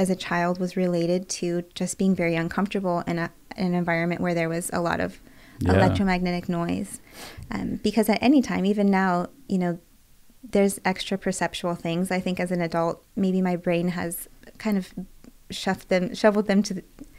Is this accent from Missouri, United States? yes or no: no; Bay Area, California, United States; also born or lived in rural Oregon; now in Los Angeles, United States; I'm from the Bay Area